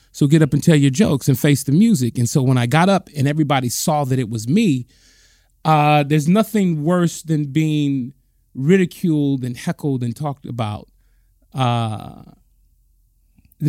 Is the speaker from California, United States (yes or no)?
yes; Compton, California, United States; I'm born and raised right down the street in Compton